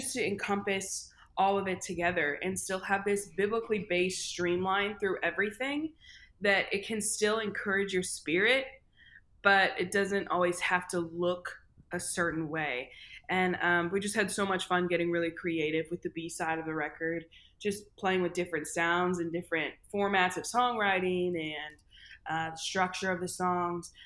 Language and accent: English; St. Louis, Missouri, United States; I am from St. Louis, Missouri. I grew up in a really, really musical family.